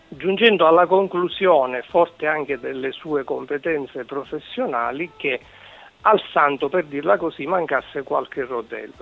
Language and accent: Italian; Sicily, Italy; accent: Sicilian; now in Bolzano, Italy; Penso che si senta che sono siciliano anche se vivo a Bolzano.